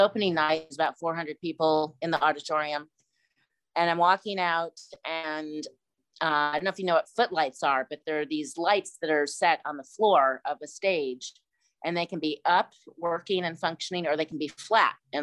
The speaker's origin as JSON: {"language": "English", "region": "Missouri", "country": "United States", "said": "I'm from Missouri, and auditioned for a play in high school"}